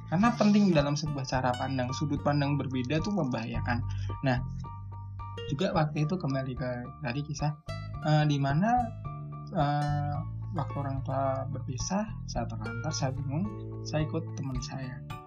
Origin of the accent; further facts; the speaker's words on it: Yogyakarta, Special Region of Yogyakarta, Indonesia; Jogja saya, Jogja asli